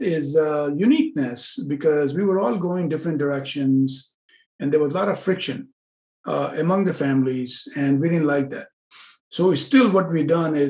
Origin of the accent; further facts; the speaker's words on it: New York City, New York, United States; now in California, United States; originally I'm from Manhattan, New York